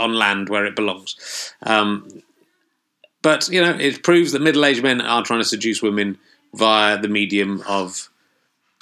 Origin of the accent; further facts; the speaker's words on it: Loughborough, East Midlands, United Kingdom; moved away; also born or lived in Yorkshire; spent much of my childhood in Loughborough, near Leicester